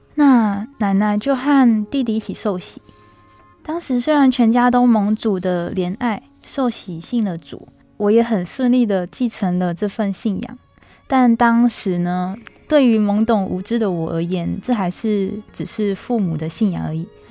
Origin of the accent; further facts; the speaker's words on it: Tuku, Yunlin County, Taiwan; 我的老家呢，在云林县土户镇的马光厝。那它是一个非常乡下的小地方